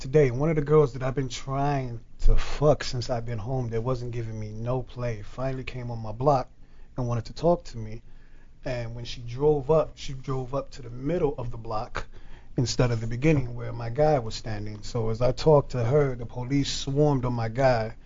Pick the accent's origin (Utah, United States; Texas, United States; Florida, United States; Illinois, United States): Illinois, United States; Chicago; I'm from Chicago, mm-hmm. Northwest Side, Humble Park, love you to death, where I was drug dealing